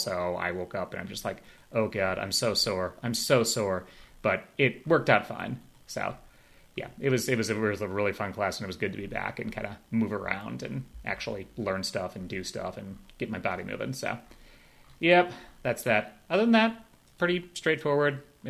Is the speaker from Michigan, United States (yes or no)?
no; Chicago, Illinois, United States; now in North Carolina, United States; I grew up in Chicago